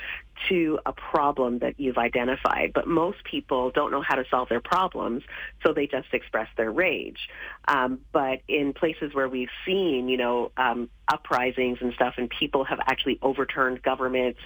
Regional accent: Canada; the Canada that I grew up

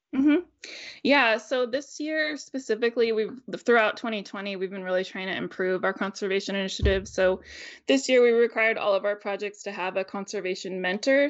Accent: United States; also born or lived in Northern California / Northern Idaho / Tacoma, Washington; I grew up in Northern California and Northern Idaho

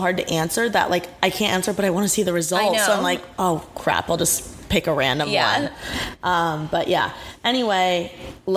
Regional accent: Indiana, United States; now in Los Angeles, United States; In Indiana, I'm from Indiana

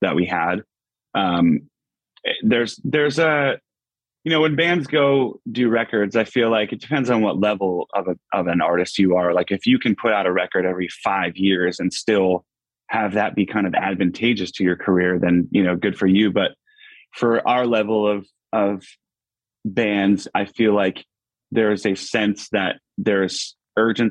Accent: Pittston, Pennsylvania, United States; A little suburb outside called Pittston, Pennsylvania.

